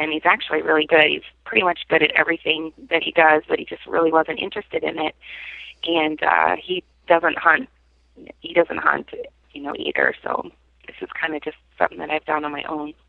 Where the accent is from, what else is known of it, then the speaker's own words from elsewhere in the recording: Salt Lake City, Utah, United States; moved away as an adult; also born or lived in New York; now in Buffalo, United States; I grew up in Salt Lake